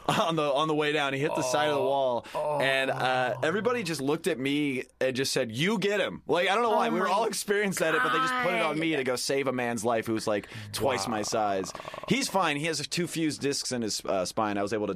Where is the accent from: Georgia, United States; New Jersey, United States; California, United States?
California, United States; Sacramento; Dude, I'm from Fair Oaks.